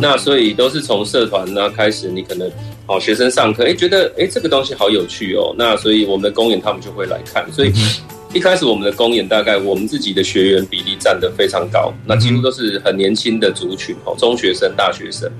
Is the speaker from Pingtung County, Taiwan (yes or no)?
no; Chiayi, Chiayi County, Taiwan; also born or lived in Taipei; 我就是嘉义土生土长的小孩，嗯。那我一九八四年生